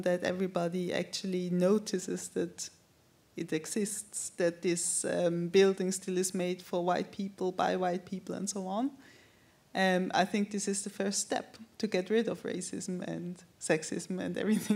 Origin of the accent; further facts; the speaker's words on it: Zurich, Switzerland; also born or lived in London; I grew up in Zurich with my white mother